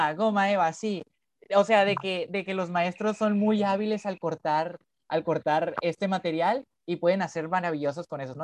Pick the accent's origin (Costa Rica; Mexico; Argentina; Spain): Mexico; Culiacán, Sinaloa; soy de Culiacán, en Sinaloa